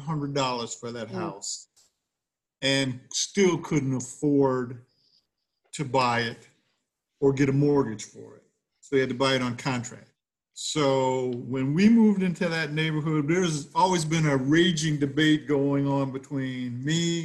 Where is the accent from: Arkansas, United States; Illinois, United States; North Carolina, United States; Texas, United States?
Illinois, United States; Evanston; born or raised there